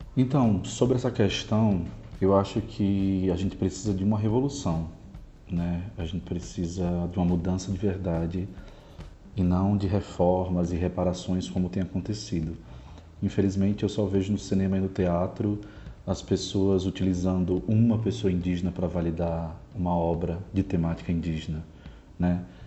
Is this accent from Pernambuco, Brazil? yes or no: no; Natal, Rio Grande do Norte, Brazil; moved away as an adult; now in São Paulo, Brazil; sou do Rio Grande do Norte